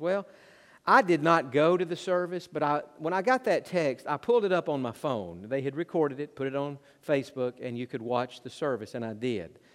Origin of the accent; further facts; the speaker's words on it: Tennessee, United States; also born or lived in Georgia; I grew up in Tennessee